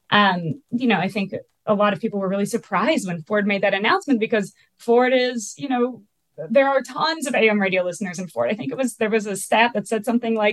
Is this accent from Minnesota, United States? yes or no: yes; Minneapolis, Minnesota, United States; I'm from the Midwest. I live in Minneapolis. I, I was born and raised here